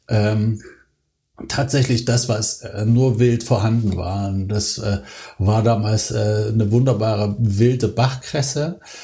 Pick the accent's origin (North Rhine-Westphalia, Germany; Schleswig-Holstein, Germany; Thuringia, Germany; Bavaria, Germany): Thuringia, Germany; moved away; ich bin ja als Thüringer bin ich in, in, einer, in einem Haushalt aufgewachsen